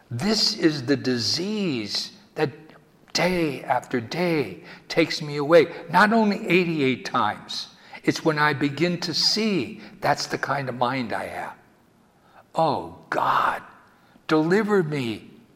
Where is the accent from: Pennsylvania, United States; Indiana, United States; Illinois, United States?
Pennsylvania, United States; Wilkes-Barre; when I was a little boy growing up in Wilkes-Barre, Pennsylvania